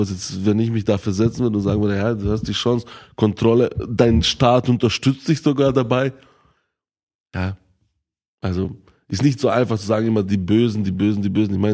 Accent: Bosnia & Herzegovina; born there; ich bin ja selber in Bosnien-Herzegowina geboren und ich bin ja jedes Jahr ein, zwei Mal dort

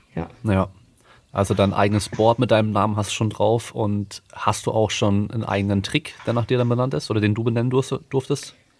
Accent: Freiburg im Breisgau, Baden-Württemberg, Germany; moved away; ich komme ursprünglich aus Freiburg, da konnte ich einfach mit dem Bus schnell äh, auf den Berghof fahren, auf den Schaunsel oder auf den Feldberg

